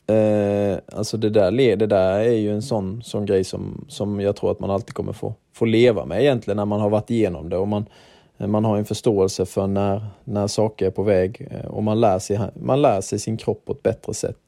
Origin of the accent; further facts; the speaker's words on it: Herrestad, Sweden; moved away; Herrestad där, där, vi, där jag är uppvuxen